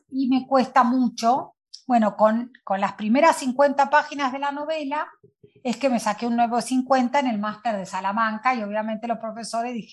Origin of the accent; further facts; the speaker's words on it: Buenos Aires, Argentina; Nací acá en Capital